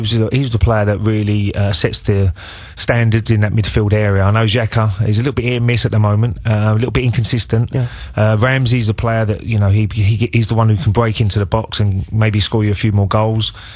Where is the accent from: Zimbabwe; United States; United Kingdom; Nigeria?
United Kingdom; England; we're English